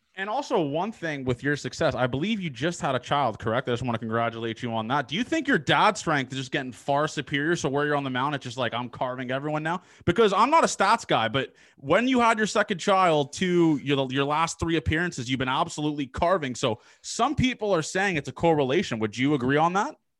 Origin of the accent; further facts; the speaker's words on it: Canada; I'm Canadian